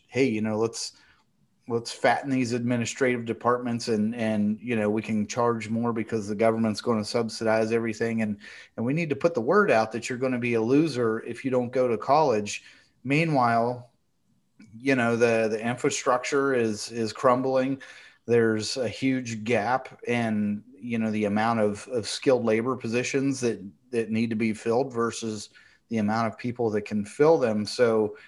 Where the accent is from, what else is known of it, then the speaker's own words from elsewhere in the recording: West Virginia, United States; I'm from West Virginia too